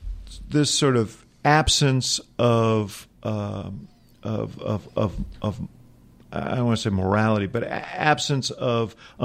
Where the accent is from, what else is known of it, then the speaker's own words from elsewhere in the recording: New York, United States; now in Chicago, United States; Now I'm from New York originally